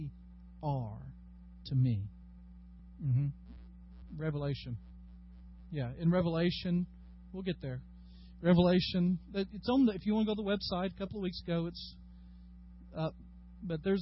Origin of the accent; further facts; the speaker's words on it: Dyersburg, Tennessee, United States; I am from Dyersburg, Tennessee.